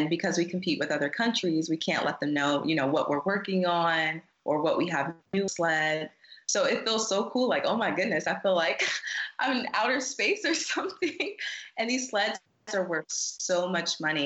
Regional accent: South Carolina, United States; moved away as an adult; also born or lived in Colorado; I'm from South Carolina

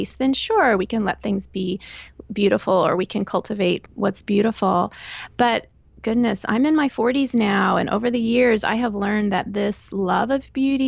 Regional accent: Texas, United States; moved away as an adult; also born or lived in Northern Virginia / Chicago / Northern Florida; now in southeastern Pennsylvania, United States; I grew up in Texas, and that's where I went to college, met and married my husband

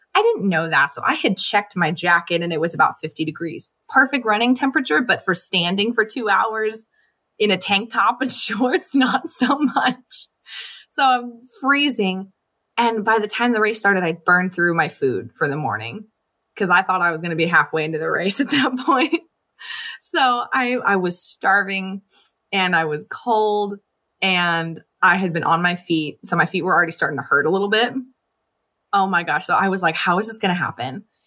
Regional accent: Los Angeles, California, United States; I'm from Los Angeles. I lived at the beach in our flip-flops all the time

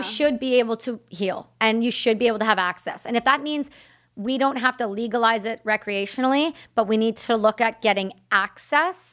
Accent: Canada; I'm Canadian

